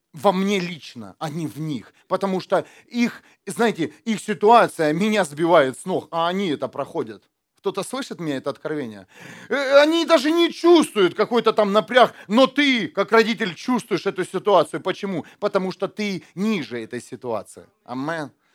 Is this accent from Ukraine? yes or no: yes; Ukraine; born or raised there; now in Germany